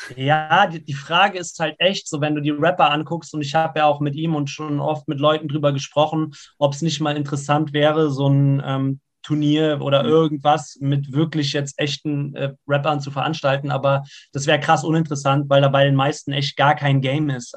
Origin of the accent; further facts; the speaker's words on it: Siegen, North Rhine-Westphalia, Germany; ich bin ja in Siegen geboren und in Siegen gibt es eigentlich nur Berge